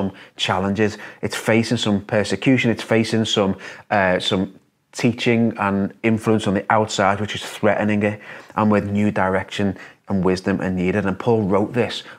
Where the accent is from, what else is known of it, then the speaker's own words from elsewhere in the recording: Liverpool, North West England, United Kingdom; as a Scouser